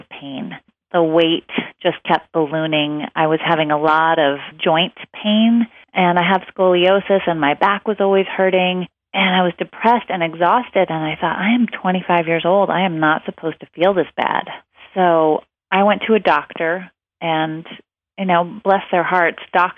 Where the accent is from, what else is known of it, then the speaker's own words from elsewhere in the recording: outside of Portland, Oregon, United States; I was raised by hippies outside of Portland, Oregon.